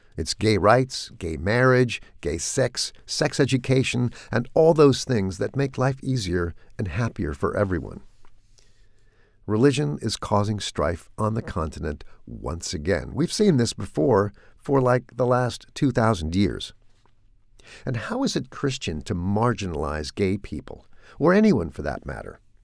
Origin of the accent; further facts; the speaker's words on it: California, United States; moved away; growing up in California